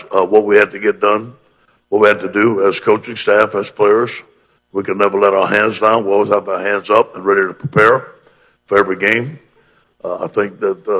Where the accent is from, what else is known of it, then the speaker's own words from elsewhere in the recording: Cajun, Louisiana, United States; You know, being Cajun, I'm very proud of being Cajun. My grandparents didn't speak English, and my mother and father spoke Cajun French at the table